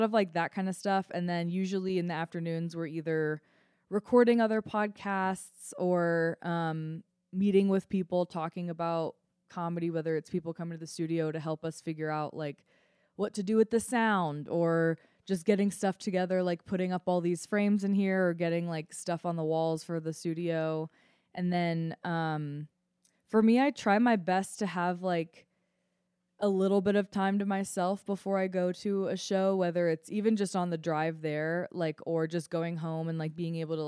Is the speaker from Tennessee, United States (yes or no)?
no; Boulder, Colorado, United States; I'm the worst Colorado resident. I am. Because I grew up here. Like, I grew up in Boulder, and, like, I think I was forced to hike as a kid.